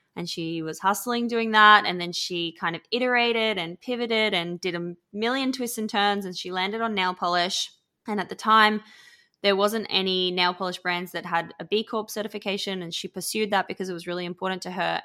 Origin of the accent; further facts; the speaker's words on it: Australia; accent: Australian; now in London, United Kingdom; everyone can probably hear I'm Australian, but I'm based in London. But where I grew up was literally the middle of absolutely nowhere in Australia.